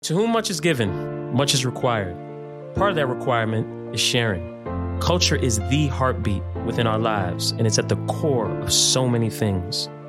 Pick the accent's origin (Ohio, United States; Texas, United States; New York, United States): New York, United States; New York City; I'm a New York City boy